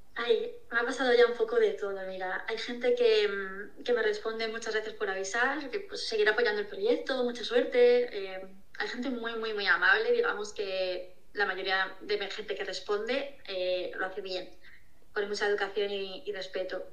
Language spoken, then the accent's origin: Spanish; Toledo, Castilla-La Mancha, Spain; yo soy de Toledo